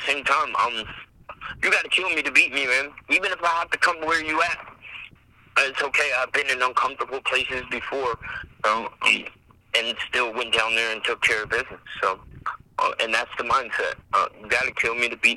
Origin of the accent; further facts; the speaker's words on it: Virginia, United States; here in my home state